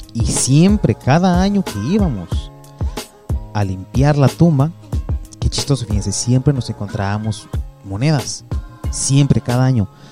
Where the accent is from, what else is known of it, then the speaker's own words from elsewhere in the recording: Mexico; now in United States; yo soy mexicano